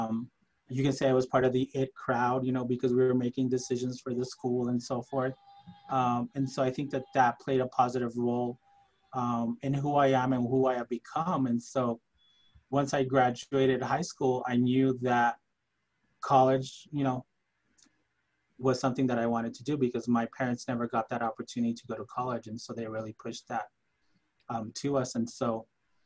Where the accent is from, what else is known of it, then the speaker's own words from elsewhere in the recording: El Paso, Texas, United States; first language Spanish; English is a second language; I grew up in El Paso in the Santa Teresa, Southern Park area